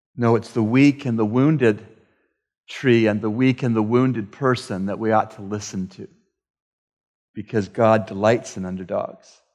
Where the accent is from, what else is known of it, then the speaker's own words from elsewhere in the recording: Canada; I am from Canada, the land of lakes and forests.